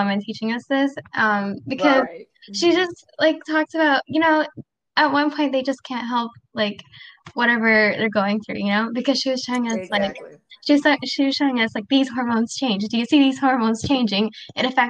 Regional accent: Canada; also born or lived in Pakistan; I'm Pakistani Canadian, so I want to eventually practice in Pakistan.

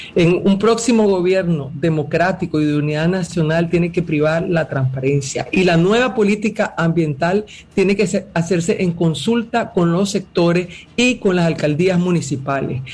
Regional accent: Nicaragua; Yo como nicaragüense

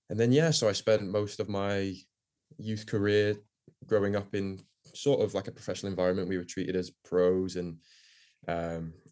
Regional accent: Woodbridge, Ontario, Canada; I grew up here playing in Woodbridge, um, so um, kind of around like the League One Ontario system.

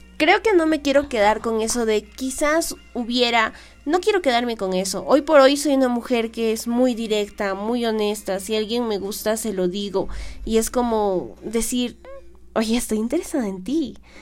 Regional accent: Peru; aquí en mi país, en el Perú

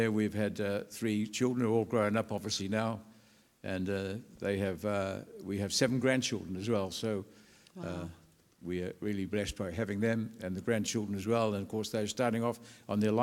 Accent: New Zealand; moved away as an adult; now in England; I'm from New Zealand. I was born and educated in New Zealand.

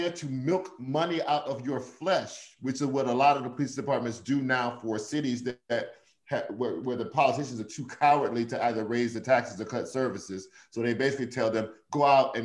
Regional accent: Shreveport, Louisiana, United States; moved away as an adult; also born or lived in Detroit / New York; I was born in Shreveport, majority Black.

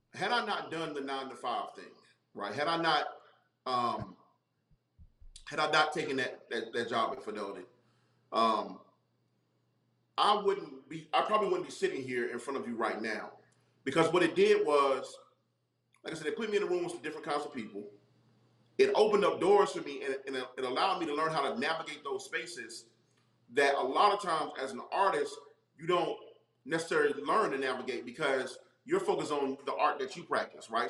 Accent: Charlotte, North Carolina, United States; also born or lived in Brooklyn, New York; grew up in North Carolina, um, and I grew up in Charlotte

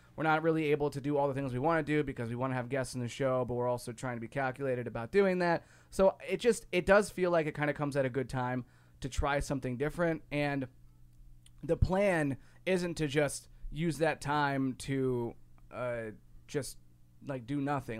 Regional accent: Ohio, United States; now in Chicago, United States; growing up where I grew up in Ohio versus, or, and also i-, here in Chicago

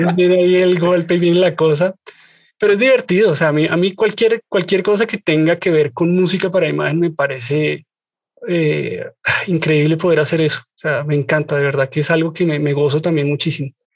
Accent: Colombia; lo veo en mi país por montones

